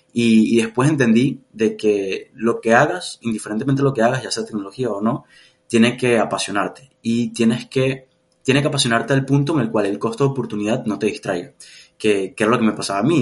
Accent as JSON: {"language": "Spanish", "region": "Mérida", "country": "Venezuela", "tie": "born or raised there", "also_born_or_lived": "Valencia, Venezuela", "moved": "yes", "said": "yo nací en Mérida, que es como la sierra en Venezuela, pero estaba viviendo en, Valencia"}